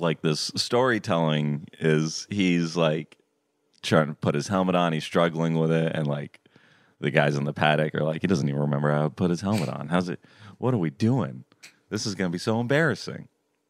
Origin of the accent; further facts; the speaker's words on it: Florida, United States; I grew up in Florida where there's pools everywhere.